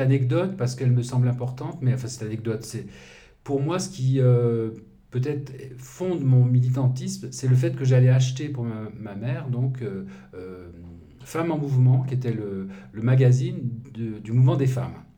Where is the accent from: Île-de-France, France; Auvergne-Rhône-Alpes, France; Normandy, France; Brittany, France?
Auvergne-Rhône-Alpes, France; Lyon; mon enfance, c'était à Lyon